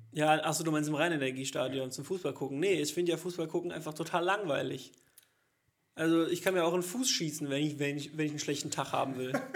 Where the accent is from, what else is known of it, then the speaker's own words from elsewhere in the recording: Cologne, North Rhine-Westphalia, Germany; als Kölner